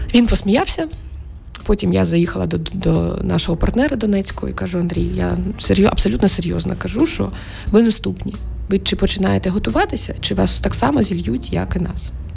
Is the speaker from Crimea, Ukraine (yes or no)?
yes; Crimea, Ukraine; moved away as an adult; я народилася в 76-му році в Криму